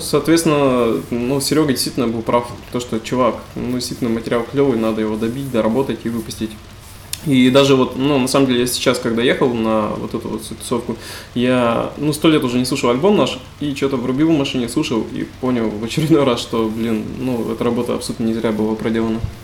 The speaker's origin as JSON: {"language": "Russian", "town": "Tobolsk", "region": "Tyumen Oblast", "country": "Russia", "said": "мы из Тобольска, это Тюменская а область"}